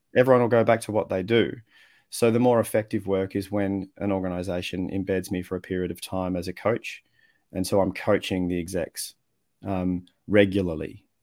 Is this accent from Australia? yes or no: yes; Australia; accent: Australian; also born or lived in Netherlands; I was born overseas, grew up in Australia